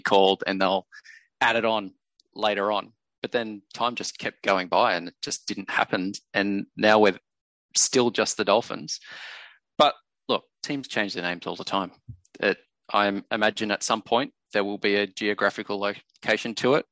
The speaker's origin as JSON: {"language": "English", "area": "Central Coast", "region": "New South Wales", "country": "Australia", "tie": "born or raised there", "said": "I grew up on the Central Coast where the Bears were here all the time"}